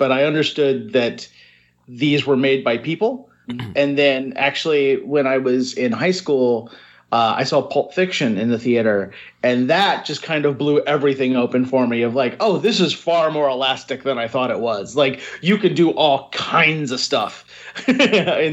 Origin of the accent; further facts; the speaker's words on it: Northern Kentucky, United States; now in New York City, United States; I grew up in Northern Kentucky